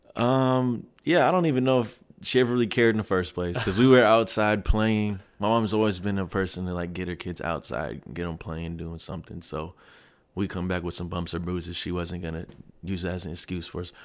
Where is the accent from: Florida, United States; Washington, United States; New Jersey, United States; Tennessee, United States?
Washington, United States; Kent; born or raised there; moved away as an adult; also born or lived in Seattle, Washington / Red Deer, Alberta / Germany